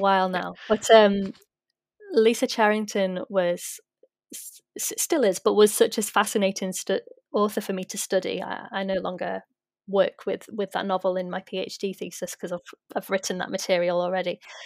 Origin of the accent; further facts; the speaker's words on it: United Kingdom; as a British non Indigenous person